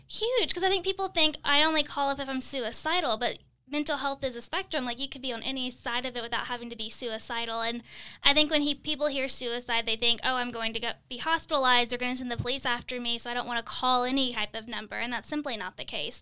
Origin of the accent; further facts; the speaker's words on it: Kentucky, United States; now in Midwest, United States; I'm from Kentucky and we say E R. We, I've never heard E D till I moved to the Midwest